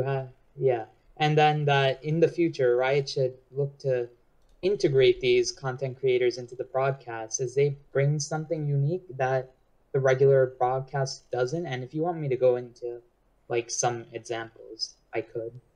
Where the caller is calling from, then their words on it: New York, United States; I'm calling from New York, New York